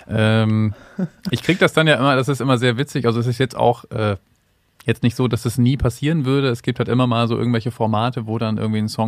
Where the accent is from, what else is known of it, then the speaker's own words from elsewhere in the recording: Flachsmeer, Lower Saxony, Germany; Äh, auf einem kleinen Bauernhof, kleiner Familienbetrieb. Ähm, es war ursprünglich mal so ein, wir hatten so alles. So Schweine, dies, das, Ländereien, bisschen äh, Ackerland und so.